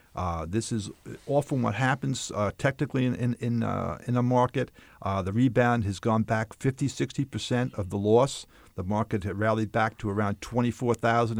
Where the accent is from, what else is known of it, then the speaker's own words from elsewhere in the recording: Long Island, New York, United States; moved away as an adult; also born or lived in Bronx, New York City; lived my, most of my, my life on Long Island